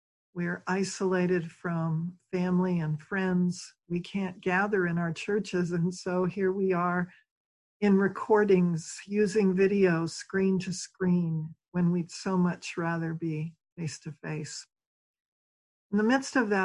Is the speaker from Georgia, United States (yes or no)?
no; Philadelphia, Pennsylvania, United States; I come from Philadelphia, Pennsylvania